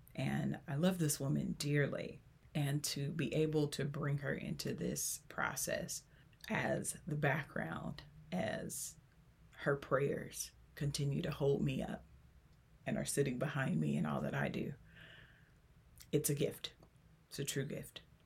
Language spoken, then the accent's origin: English; Los Angeles, California, United States; born or raised there